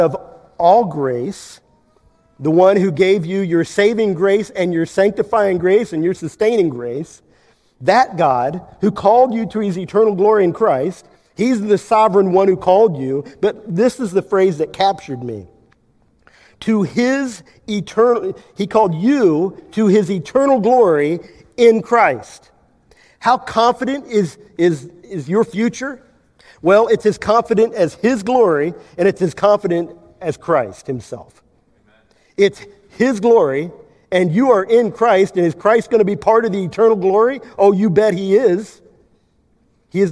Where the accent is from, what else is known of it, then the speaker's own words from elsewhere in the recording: Kansas, United States; I'm from Kansas